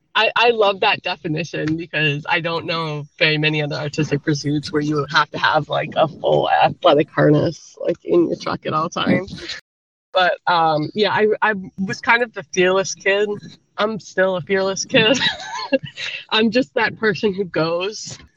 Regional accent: Canada; now in United States; You know, I am very Canadian. I lived there for quite a long time. And I will say, like, moving from Canada to America was a little bit of a culture shock. I moved in the 90s.

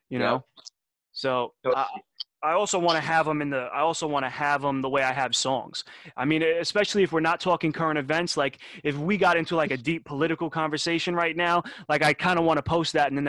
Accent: Detroit, Michigan, United States; born there; I was born in Detroit on a very, very, very, very, very cold day.

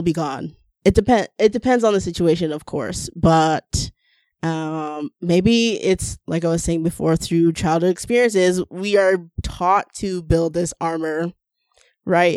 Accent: Toronto, Ontario, Canada; we're from a, such a diverse city

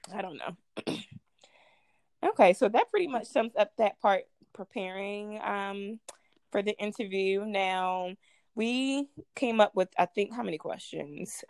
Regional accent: Baltimore, Maryland, United States; I'm from Baltimore, Maryland

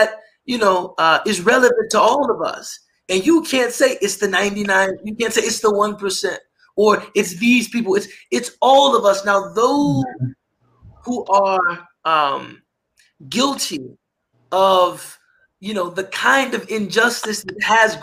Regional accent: United States; also born or lived in Egypt; I'm being paid more just because I'm an American

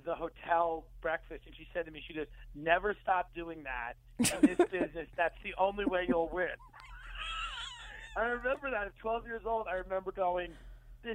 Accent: Island Park, New York, United States; Long Island, yeah. I grew up in Island Park, which is really like a little town by Long Beach

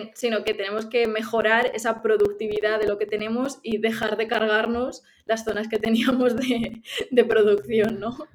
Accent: Málaga, Andalusia, Spain; also born or lived in Ciudad Real; now in Pamplona, Spain; yo que soy de Málaga lo he vivido allí

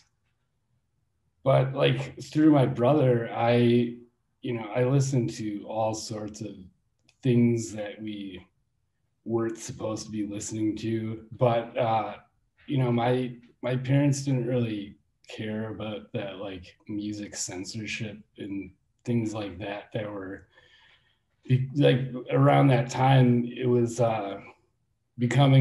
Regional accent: Milwaukee, Wisconsin, United States; I was born in downtown Milwaukee, and I grew up on the east side

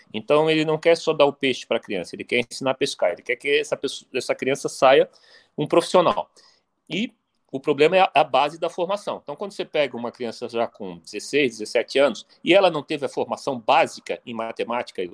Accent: Brazil; só nós, como brasileiros

